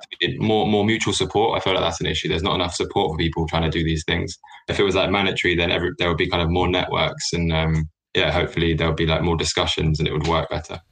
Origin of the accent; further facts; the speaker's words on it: London, United Kingdom; I'm from Southeast London